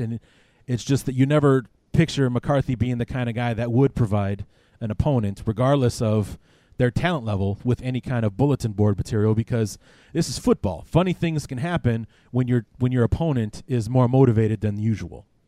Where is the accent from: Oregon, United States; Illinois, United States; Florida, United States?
Illinois, United States; Chicago; now in Quad Cities, United States; my hometown of Chicago